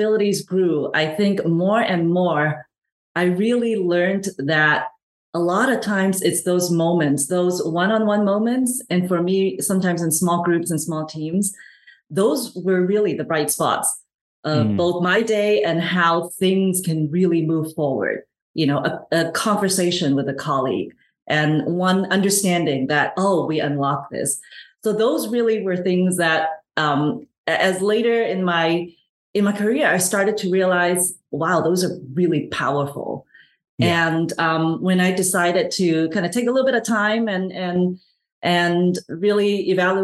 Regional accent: Hong Kong; moved away; also born or lived in Canada / United States; I'm originally from Hong Kong, moved to Canada, and spent most of my actually working life in the US.

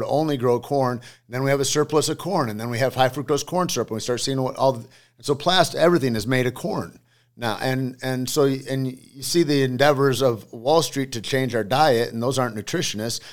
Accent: Alpena, Michigan, United States; I grew up in Alpena, Michigan.

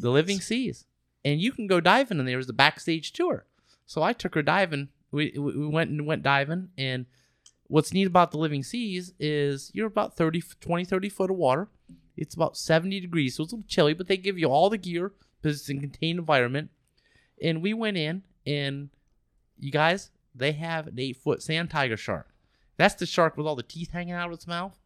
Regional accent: Florida, United States; we're from Florida

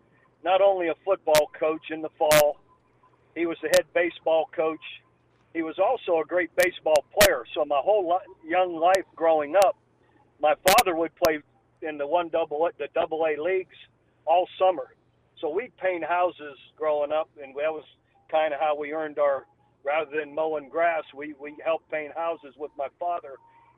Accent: Youngstown, Ohio, United States; You know, just growing up in a steel mill town in a small little A-frame house, three-bedroom home with six children and four boys.

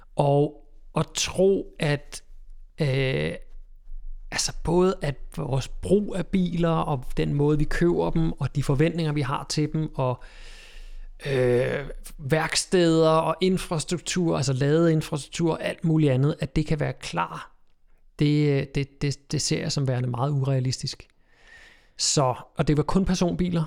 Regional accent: Køge, Zealand, Denmark; Derude, hvor jeg kommer fra, ude på Bøgelandet, lige uden for Køge

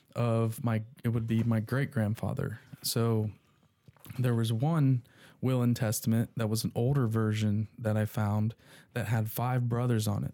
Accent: Dayton, Ohio, United States; I was born in Dayton

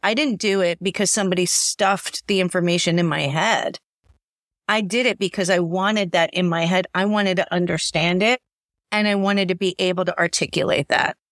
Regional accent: New York, United States; I'm a New Yorker

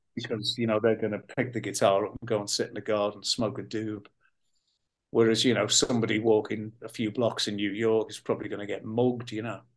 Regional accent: Liverpool, North West England, United Kingdom; born or raised there

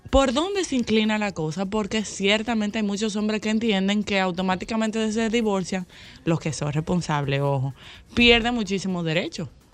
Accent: Dominican Republic; somos los dominicanos

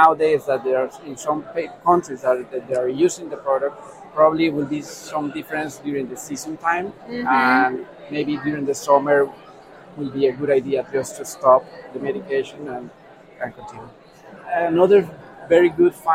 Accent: Bogotá, Colombia; I'm from Bogota, Colombia, where I am based.

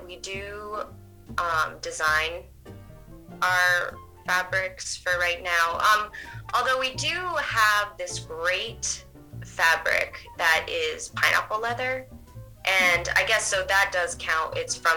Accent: New Hampshire, United States; moved away as an adult; now in Portland, United States; I didn't grow up in Portland. I grew up in New Hampshire, so not too far.

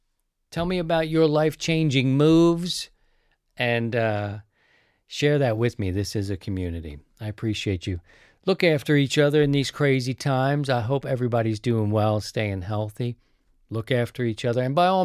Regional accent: East Coast, United States; Now, I'm from the East Coast, so that part isn't new. I'm going to be accustomed to that East Coast lifestyle.

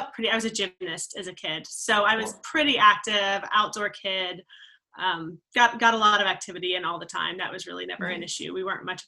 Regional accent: Maryland, United States; I grew up in, it's Maryland technically, but it's right on the border of West Virginia. So very small town, coal mining based

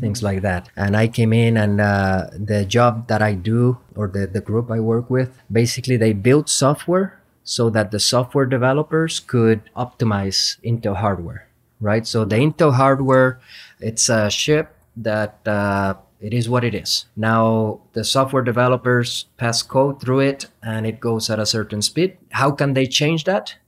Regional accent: Puerto Rico; moved away as an adult; also born or lived in Madison, Wisconsin; I am originally from Puerto Rico, went to school at the University of Puerto Rico

